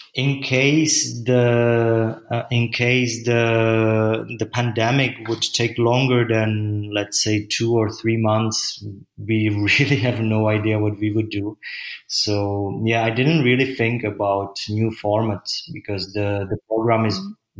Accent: Czechia; moved away as an adult; now in Berlin, Germany; I'm from Czech Republic

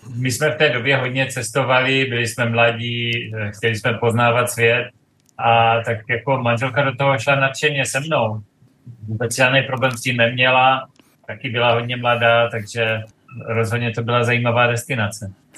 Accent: east of Brno, South Moravian Region, Czechia; moved away as an adult; now in Dubai, United Arab Emirates; my jsme Moraváci, manželka i já pocházíme eh, z takové té východní strany od Brna

